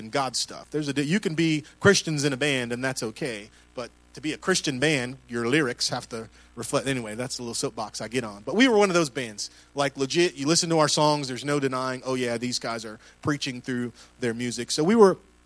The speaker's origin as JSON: {"language": "English", "country": "Puerto Rico", "said": "I'm Puerto Rican"}